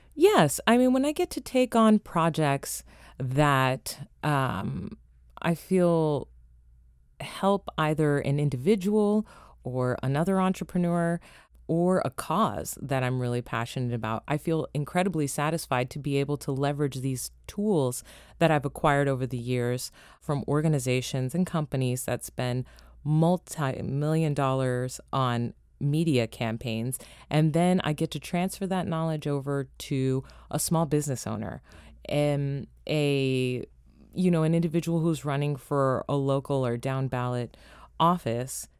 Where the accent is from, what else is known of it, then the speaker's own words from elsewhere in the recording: Los Angeles, California, United States; also born or lived in Toronto, Canada; now in Washington, D.C., United States; growing up in Los Angeles, you're in the hub of entertainment